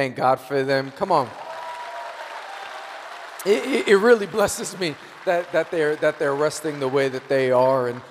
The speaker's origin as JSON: {"language": "English", "region": "New York", "country": "United States", "tie": "born or raised there", "said": "I'm born and raised in New York"}